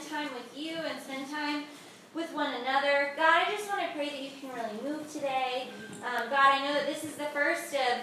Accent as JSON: {"language": "English", "region": "North Carolina", "country": "United States", "tie": "born or raised there", "also_born_or_lived": "Georgia", "said": "I'm actually from the South. I was raised in North Carolina."}